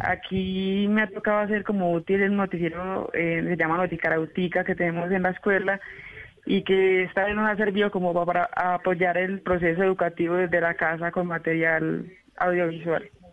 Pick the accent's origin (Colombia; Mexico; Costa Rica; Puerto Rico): Colombia; Giraldo, Antioquia; also born or lived in Vichada; Yo soy del municipio de Giraldo, Antioquia, también occidente em, antioqueño